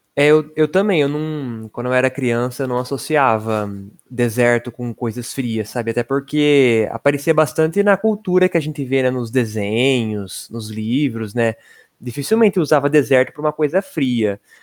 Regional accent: interior of São Paulo state, Brazil; accent: interior paulista rolled R; eu sou especialista em puxar R porque eu sou do interior paulista

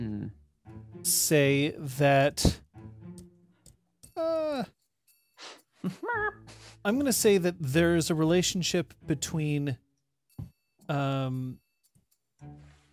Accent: Montreal, Quebec, Canada; I grew up in Montreal

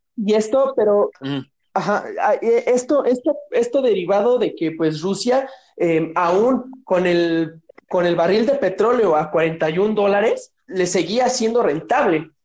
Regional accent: Ecatepec de Morelos, State of Mexico, Mexico; moved away; de donde yo vengo, el bonito municipio de Catepec de Morelos

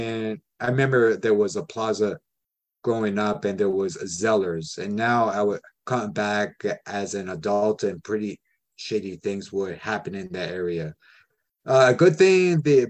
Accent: Toronto, Ontario, Canada; born or raised there; moved away

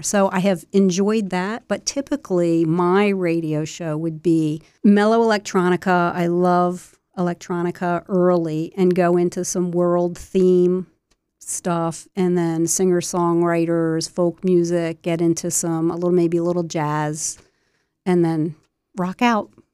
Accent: Wilmington, Delaware, United States; I was born in Wilmington, Delaware, off of Crook Row Highway, so kinda halfway between Wilmington and Newark, and, uh, grew up in the suburbs, the suburbs of Wilmington

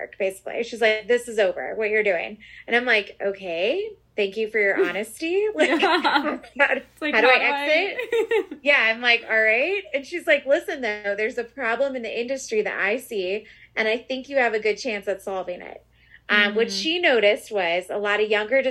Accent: outside of Chicago, Illinois, United States; I was raised outside of Chicago. So this is home to me

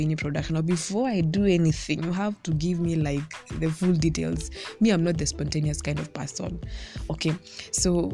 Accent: Kenya

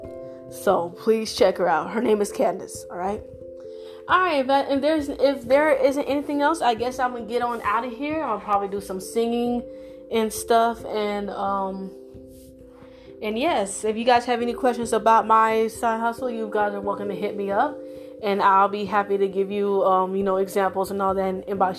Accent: Florida, United States; now in Texas, United States; I'm from Florida

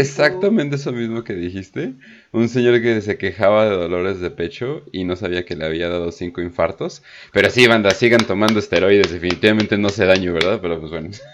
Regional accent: Mexico; yo nací en el IMSS

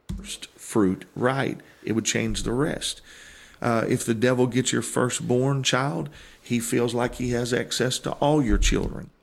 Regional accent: Granite City, Illinois, United States; moved away as an adult; I was born in Granite City, Illinois

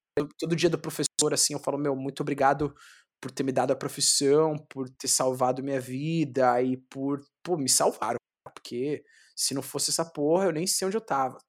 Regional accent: São Paulo, Brazil; sou do Capão Redondo, do Guetão, pá, manjo, conheço todo mundo

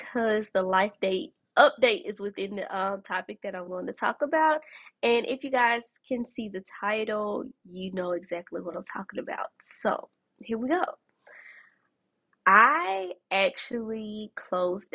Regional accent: Birmingham, Alabama, United States; here in my hometown, Birmingham, Alabama

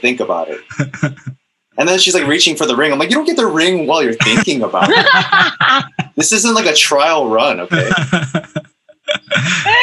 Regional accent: Chicago, Illinois, United States; I'm from Chicago

